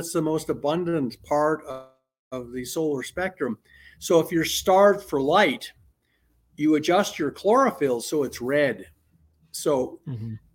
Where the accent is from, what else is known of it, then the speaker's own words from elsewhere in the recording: Oregon, United States; I grew up in Oregon